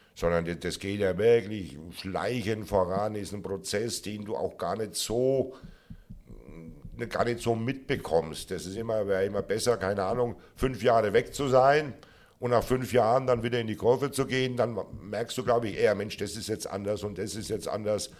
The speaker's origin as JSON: {"language": "German", "town": "Würzburg", "region": "Bavaria", "country": "Germany", "tie": "born or raised there", "said": "ich natürlich gebürtiger Franke, wenn auch gebürtiger Unterfranke Würzburger bin"}